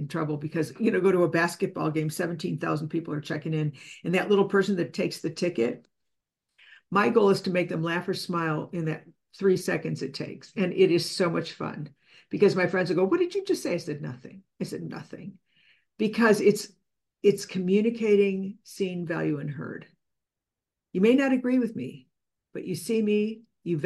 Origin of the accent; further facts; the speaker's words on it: Chicago, Illinois, United States; I'm from Chicago